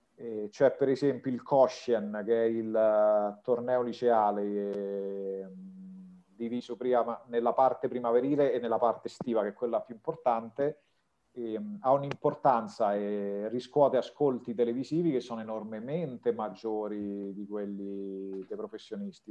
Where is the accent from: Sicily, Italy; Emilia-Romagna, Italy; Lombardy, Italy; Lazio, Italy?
Lazio, Italy; province of Rome; moved away as an adult; also born or lived in Russia; sono nato e cresciuto in provincia di Roma.